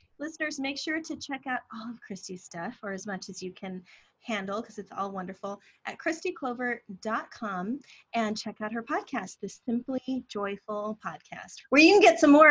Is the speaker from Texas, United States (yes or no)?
no; Riverside, California, United States; I'm from Riverside, San Bernardino area